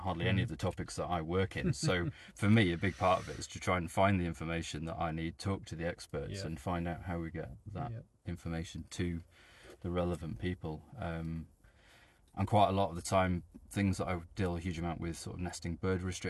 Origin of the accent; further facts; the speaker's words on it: Dolgellau, Wales, United Kingdom; I grew up in Dolgellau